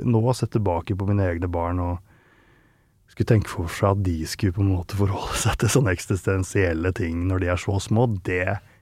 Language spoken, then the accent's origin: Norwegian; Langhus, Akershus, Norway; moved away as an adult; now in Nittedal, Norway; jeg vokste opp i Follo